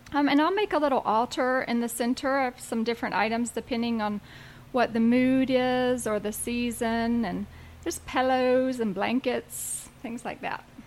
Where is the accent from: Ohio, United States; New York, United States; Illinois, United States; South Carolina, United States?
South Carolina, United States; moved away as an adult; also born or lived in Asheville, North Carolina; now in Asheville area, North Carolina, United States; I grew up in South Carolina